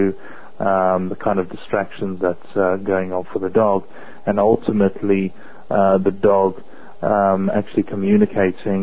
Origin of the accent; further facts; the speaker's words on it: South Africa; growing up in South Africa, we were always surrounded